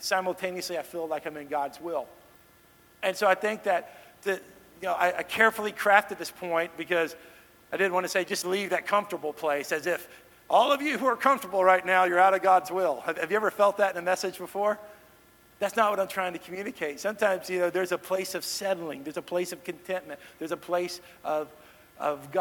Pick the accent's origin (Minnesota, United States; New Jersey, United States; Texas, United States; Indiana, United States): Texas, United States; Dallas; moved away as an adult; also born or lived in Kansas City; now in Nashville, United States; I grew up in the Dallas-Fort Worth area